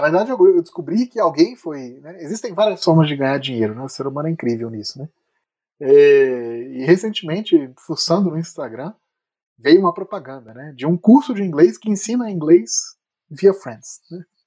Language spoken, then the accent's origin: Portuguese; Brazil; also born or lived in Philadelphia, United States; como bom brasileiro